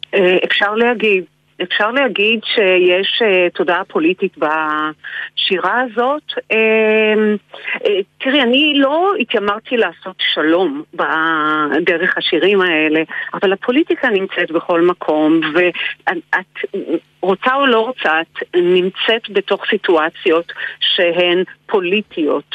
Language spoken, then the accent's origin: Hebrew; Israel; אני ישראלית